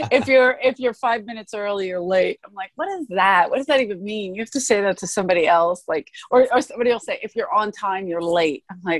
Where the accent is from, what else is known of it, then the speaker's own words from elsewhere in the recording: Philadelphia, Pennsylvania, United States; she hired me only because I was from Philly.